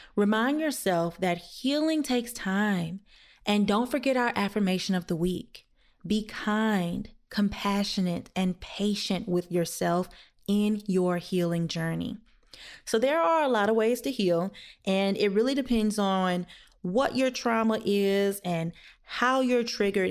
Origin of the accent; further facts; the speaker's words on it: the South, United States; I am black and I'm from the South